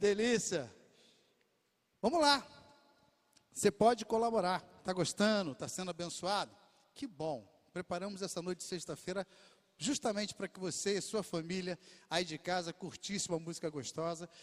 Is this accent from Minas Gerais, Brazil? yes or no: no; Rio de Janeiro, Brazil; eu sou aqui da Zona Oeste do Rio, nasci e cresci em Bangu